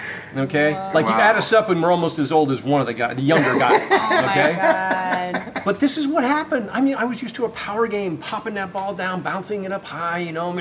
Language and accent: English; Florida, United States; I came from Florida playing two-man beach volleyball, and I was one of the good guys there